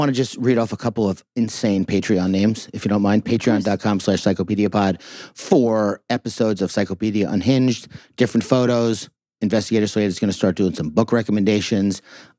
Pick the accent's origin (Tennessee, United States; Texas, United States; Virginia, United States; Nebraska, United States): Texas, United States; Huntsville; Penitentiary. I'm from Huntsville.